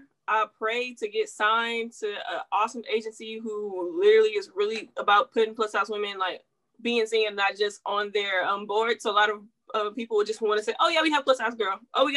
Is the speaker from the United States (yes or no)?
yes; the South, United States; She from Atlanta, so you know I'm like from the South.